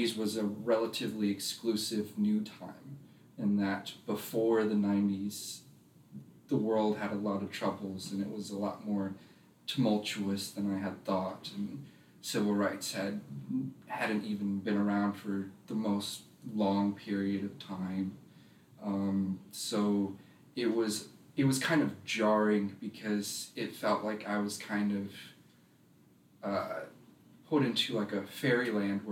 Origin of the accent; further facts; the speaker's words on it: Roswell, Georgia, United States; also born or lived in Asheville, North Carolina; I was born in North Carolina, Asheville. I lived there till I was about four, but I was mostly raised in Roswell, Georgia.